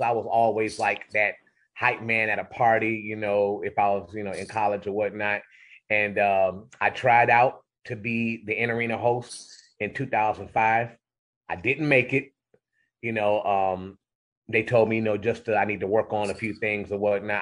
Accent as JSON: {"language": "English", "town": "Cleveland Heights", "region": "Ohio", "country": "United States", "tie": "born or raised there", "said": "growing up in Cle- in Cleveland Heights"}